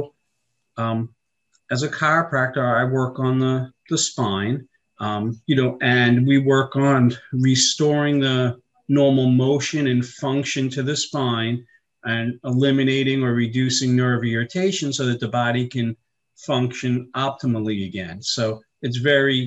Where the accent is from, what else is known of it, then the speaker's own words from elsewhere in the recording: Long Island, New York, United States; I grew up in New York on Long Island, in case you can't tell from the accent